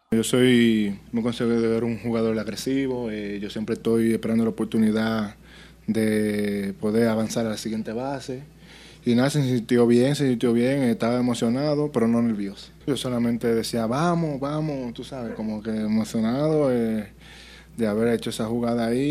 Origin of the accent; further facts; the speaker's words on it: Dominican Republic; moved away; uno viene de, de un barrio allá, que tú sabes, y un, un pueblo